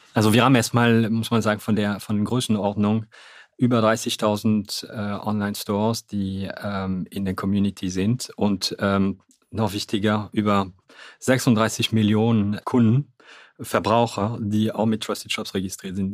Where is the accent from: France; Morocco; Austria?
France; Hauts-de-France; German is a second language; moved away as an adult; also born or lived in Cologne, Germany; now in Germany; ich bin Franzose, ich bin äh, ja in Nordfrankreich geboren.